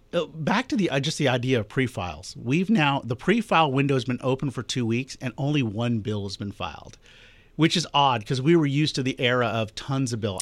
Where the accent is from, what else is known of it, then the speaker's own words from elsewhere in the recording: Augusta, Georgia, United States; my hometown of Augusta